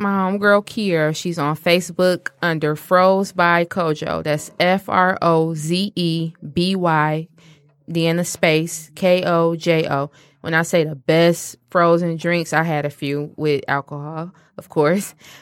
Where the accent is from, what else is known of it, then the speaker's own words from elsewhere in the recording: Detroit, Michigan, United States; my hometown